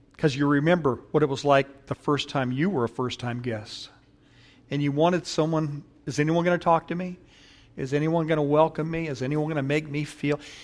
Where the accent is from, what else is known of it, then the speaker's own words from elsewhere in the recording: Paramount, California, United States; I grew up in Paramount